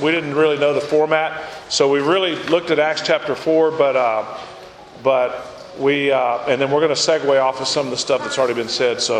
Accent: West Monroe, Louisiana, United States; This is Zach, my son. We're from West Monroe, Louisiana, and Monroe.

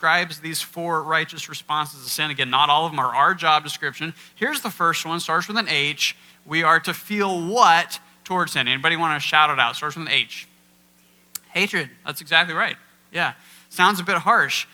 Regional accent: Kansas, United States; now in Iowa, United States; I'm from Kansas and moved to Iowa

